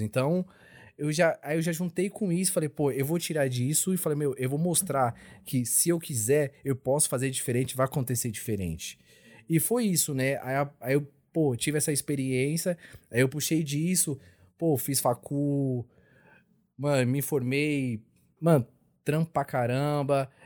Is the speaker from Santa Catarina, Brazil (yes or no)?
no; São Paulo, Brazil; also born or lived in Bahia; eu nasci na Bahia, nasci tipo numa cidadezinha da Bahia. E os meus pais já vieram para São Paulo, porque onde eu nasci não tinha escola